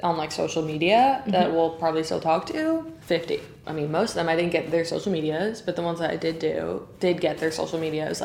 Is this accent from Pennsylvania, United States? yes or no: no; New York, United States; we're American. I'm from New York